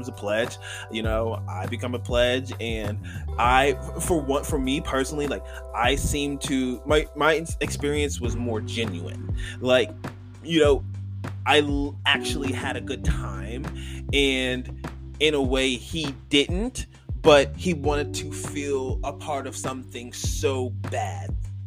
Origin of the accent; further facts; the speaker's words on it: New York, United States; moved away as an adult; also born or lived in Campbellsville, Kentucky / Lexington, Kentucky; I'm literally from New York